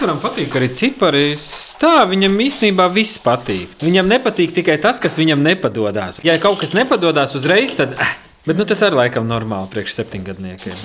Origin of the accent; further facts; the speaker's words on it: Jelgava, Latvia; also born or lived in Riga; es esmu dzimis audzis Jālgavā